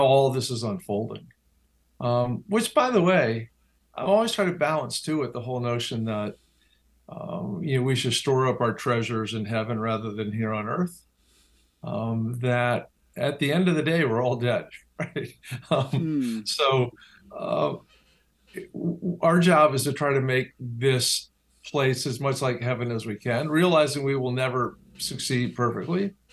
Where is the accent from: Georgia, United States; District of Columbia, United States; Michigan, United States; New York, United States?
District of Columbia, United States; Washington; growing up in Washington, D.C., where politics is the cottage industry